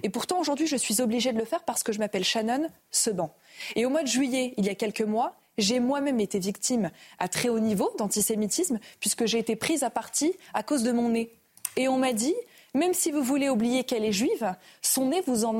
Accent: France; en tant que française

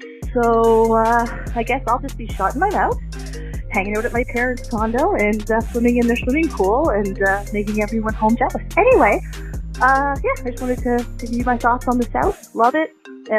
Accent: Nova Scotia, Canada; When I left my home province of Nova Scotia

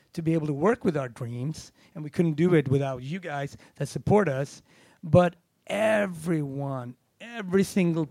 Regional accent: Gothenburg, Västra Götaland, Sweden; accent: Gothenburg; moved away; also born or lived in Harlem; the city that I grew up in and that I always bring with me wherever I go

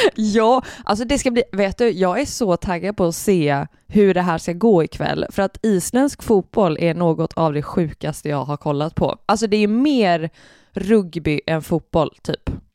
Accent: Oskarshamn, Kalmar County, Sweden; moved away; Jag är ju från Oskarshamn

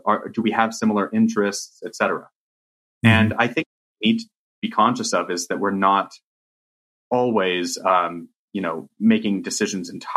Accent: Riverside, California, United States; you and I grew up in Riverside, California

